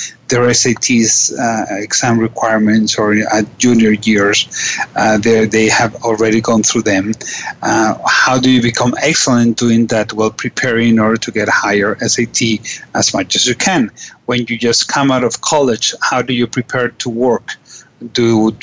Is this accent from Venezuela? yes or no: yes; Caracas, Capital District, Venezuela; I am from Caracas, Venezuela